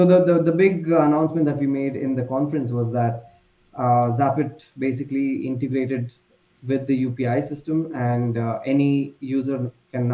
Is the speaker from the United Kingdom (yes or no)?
no; India; I'm from India